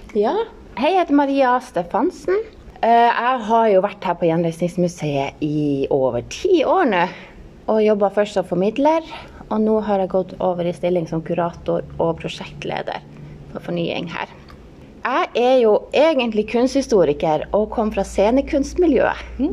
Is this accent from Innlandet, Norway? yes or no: no; Hammerfest, Finnmark, Norway; moved away; er jeg jo her fra Hammerfest